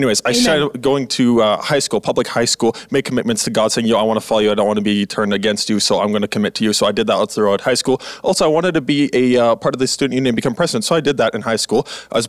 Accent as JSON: {"language": "English", "region": "Manitoba", "country": "Canada", "also_born_or_lived": "Alberta", "said": "And January, you know, I come from Manitoba and Alberta, you know, all across the prairies."}